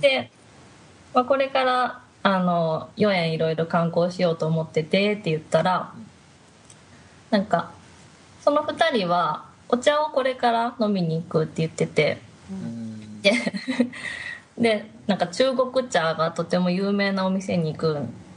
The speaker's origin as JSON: {"language": "Japanese", "country": "Japan", "moved": "as an adult", "lives_now": "China", "said": "日本です"}